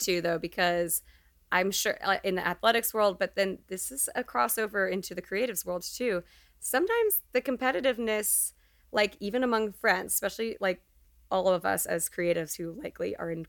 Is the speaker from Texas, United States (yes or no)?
yes; Texas, United States; we love her, but we also know so many Jills from growing up in Texas.